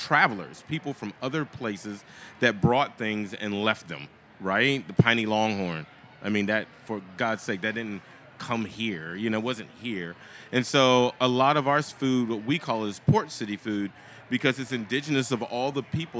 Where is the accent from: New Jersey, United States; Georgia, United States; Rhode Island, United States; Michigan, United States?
Georgia, United States; Brunswick; growing up in Brunswick, Georgia, it's the coast of Georgia.